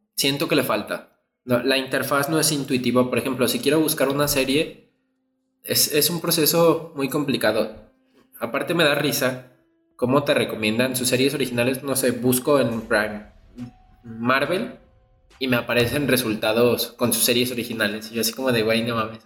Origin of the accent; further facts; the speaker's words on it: Mexico; como mexicano